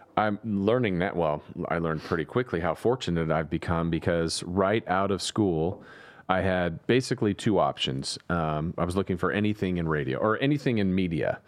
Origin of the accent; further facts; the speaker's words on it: Southern California, United States; now in Sacramento, United States; growing up in Southern California